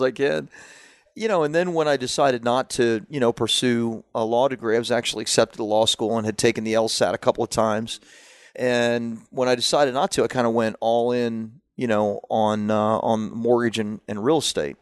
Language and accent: English; Central Florida, United States; also born or lived in Washington, D.C.; I grew up in Central Florida, uh, at that time, so, you know, in, in, in the redneck places